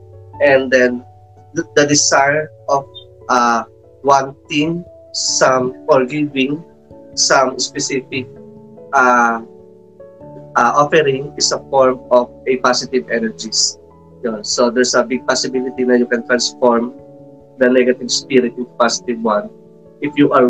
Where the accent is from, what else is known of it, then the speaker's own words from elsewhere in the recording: Philippines; here in the Philippines or in our tradition as a Filipino